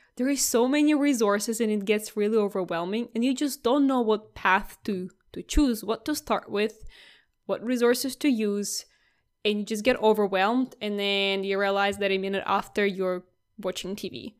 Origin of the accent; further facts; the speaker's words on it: Russia; English is a second language; now in Australia; I was never called Russian from the first go.